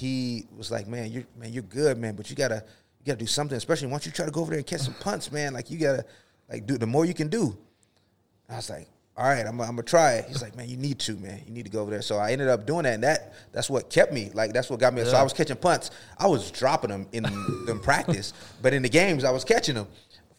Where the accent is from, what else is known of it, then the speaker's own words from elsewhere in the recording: Lakeland, Florida, United States; I grew up in Florida, Lakeland, Florida, where, you know, a couple of miles, my dad would take us to training camp for the Bucks